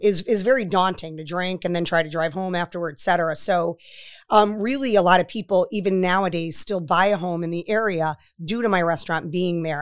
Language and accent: English; Waterbury, Connecticut, United States; moved away; also born or lived in Florida / Westerly, Rhode Island; I'm from Waterbury, Connecticut